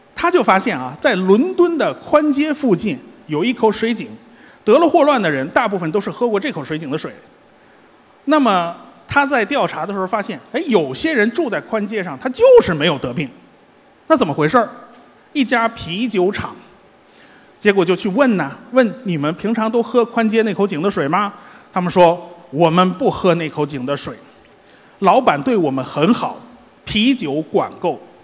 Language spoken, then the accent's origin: Chinese; Beijing, China; 我们北京人